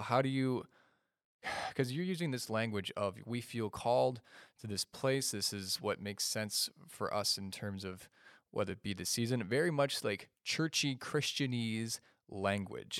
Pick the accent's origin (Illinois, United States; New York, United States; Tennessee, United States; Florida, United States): Illinois, United States; Chicago; I'm from the state of Illinois, but I'm from the Chicagoland area.